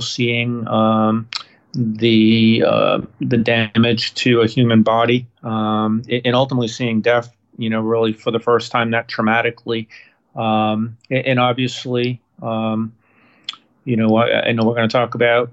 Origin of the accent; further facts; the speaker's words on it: Massachusetts, United States; moved away; also born or lived in New Hampshire; So I was born in Massachusetts